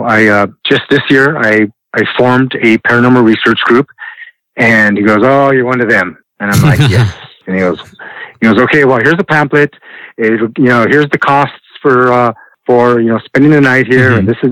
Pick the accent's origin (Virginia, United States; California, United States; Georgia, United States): California, United States; Los Angeles; growing up in Boyle Heights and going to Hollenbeck Park